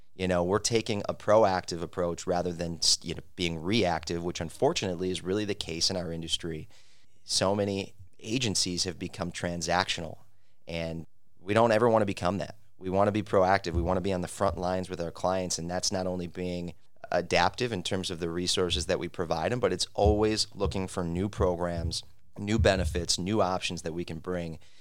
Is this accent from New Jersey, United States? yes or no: no; Milwaukee, Wisconsin, United States; having lived and growing up in the Mil-, downtown Milwaukee Third Ward